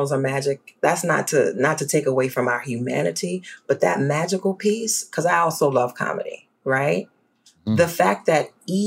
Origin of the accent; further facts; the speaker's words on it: New Orleans, Louisiana, United States; moved away; I grew up in New Orleans